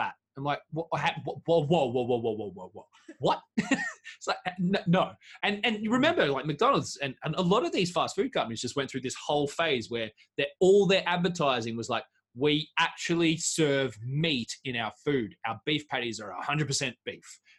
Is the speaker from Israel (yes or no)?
no; Australia; moved away as an adult; I'm from Australia